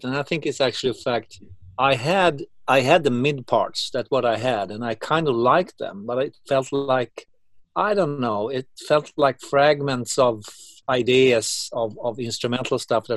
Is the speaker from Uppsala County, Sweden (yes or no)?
yes; Uppsala, Uppsala County, Sweden; my hometown in Uppsala